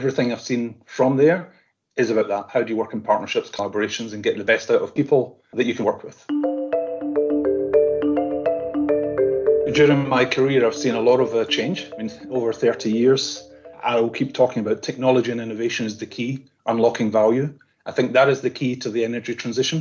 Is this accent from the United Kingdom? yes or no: yes; Scotland, United Kingdom; I'm Scottish